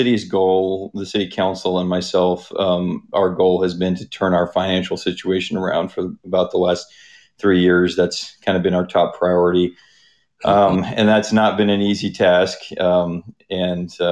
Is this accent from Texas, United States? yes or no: no; Nenana, Alaska, United States; I was born and raised in Nenana